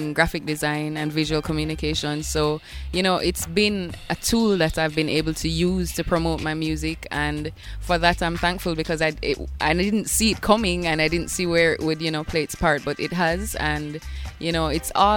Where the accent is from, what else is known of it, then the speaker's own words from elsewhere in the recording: Bull Bay, Saint Andrew, Jamaica; growing up in Bull Bay, I had a next-door neighbor who collected records